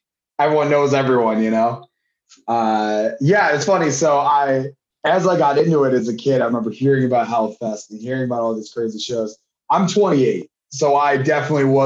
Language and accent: English; Auburn, United States; I grew up in Auburn